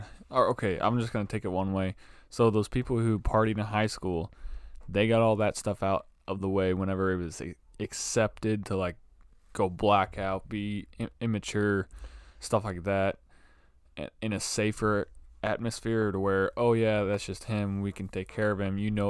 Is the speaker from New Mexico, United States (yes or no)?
no; New Jersey, United States; I never got away from who I am. I'm from Ludburg, New Jersey.